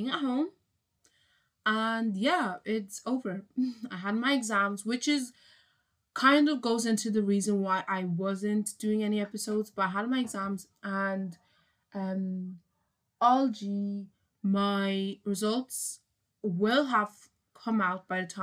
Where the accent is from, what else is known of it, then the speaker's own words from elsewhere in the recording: Ireland; I'm from Ireland